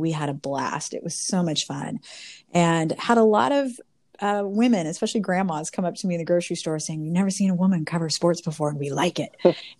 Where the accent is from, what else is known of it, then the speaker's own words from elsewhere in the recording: Chico, California, United States; growing up in Chico